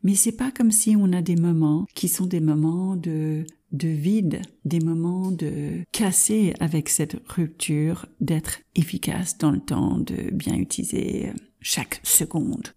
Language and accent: French; United States; French is a second language; also born or lived in France; Je suis de double nationalité américaine et française